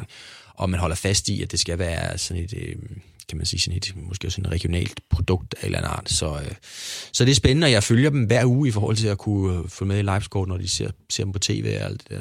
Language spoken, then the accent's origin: Danish; Hyllinge, Zealand, Denmark; also born or lived in Copenhagen; vi flyttede jo fra København ned på landet til en lille by, der hed Hyllinge, som lå uden for Næstved